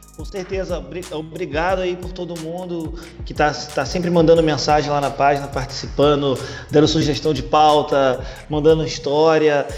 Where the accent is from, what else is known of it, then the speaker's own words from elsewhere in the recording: Rio de Janeiro, Brazil; aqui do Rio, então, cara, pô, a minha infância foi ouvindo, foi ouvindo esses caras